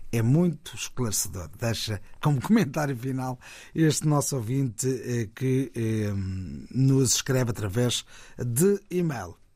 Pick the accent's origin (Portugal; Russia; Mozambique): Mozambique; sou moçambicano, 52 anos de idade, meu pai foi militar no tempo colonial e faleceu em 1972, vítima de uma mina em Tete.